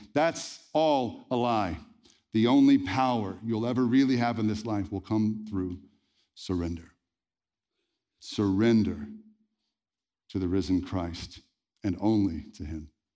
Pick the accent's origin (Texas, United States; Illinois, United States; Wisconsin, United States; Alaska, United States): Texas, United States; Red Lick; I was born in Red Lick, Texas